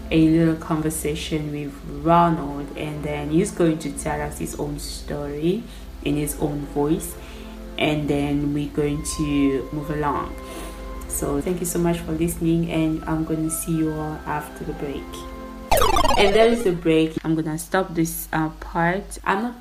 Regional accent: DR Congo; English is a second language; Like I'm Congolese originally, and I'm currently uh, residing in my home country.

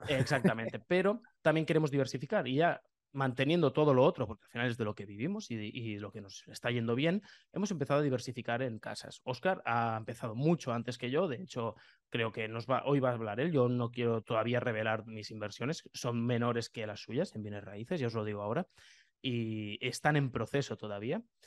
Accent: Lleida, Catalonia, Spain; yo soy de Lleida

